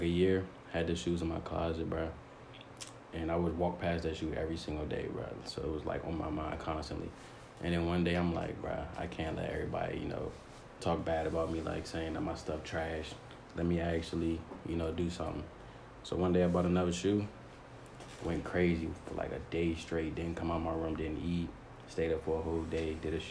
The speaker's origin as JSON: {"language": "English", "town": "Forestville", "region": "Maryland", "country": "United States", "lives_now": "Upper Marlboro, United States", "said": "PG County, from Forestville, but stay up in Marlboro right now."}